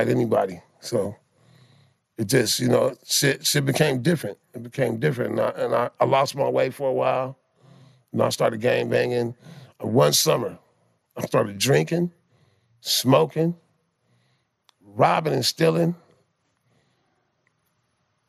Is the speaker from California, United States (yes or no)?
yes; Compton, California, United States; I'm from Compton, California.